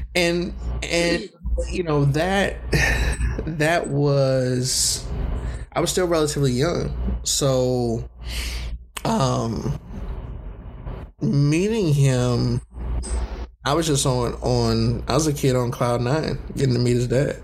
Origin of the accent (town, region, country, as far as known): California, United States; also born or lived in Southern United States